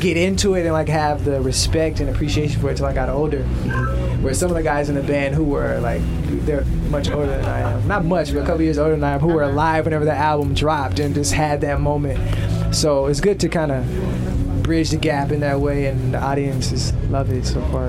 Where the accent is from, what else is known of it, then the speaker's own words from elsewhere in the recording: Houston, Texas, United States; moved away as an adult; now in San Francisco, United States; Houston, my hometown.